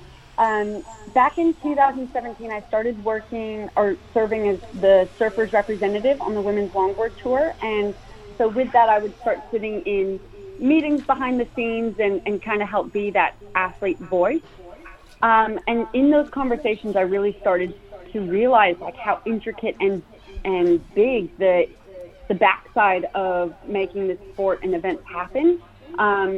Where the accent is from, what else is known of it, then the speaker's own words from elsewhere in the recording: San Clemente, California, United States; moved away as an adult; now in Gold Coast, Australia; I grew up in San Clemente, California, which is just about an hour south of LA.